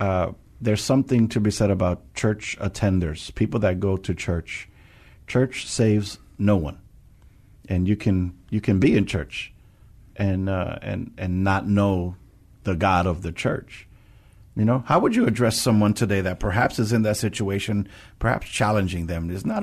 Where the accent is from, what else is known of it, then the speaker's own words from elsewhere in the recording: New York, United States; now in San Antonio, United States; I'm from New York